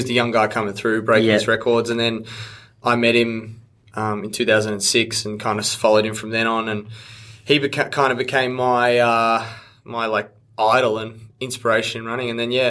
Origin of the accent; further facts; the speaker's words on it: Australia; I feel like being an Australian